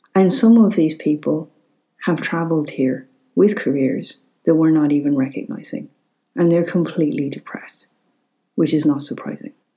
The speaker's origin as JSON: {"language": "English", "country": "Ireland"}